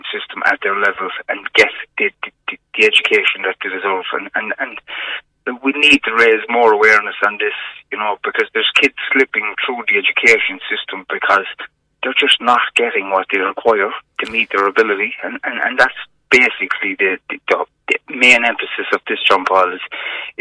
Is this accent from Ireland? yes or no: yes; Cork, Munster, Ireland; I grew up in Hollyhill area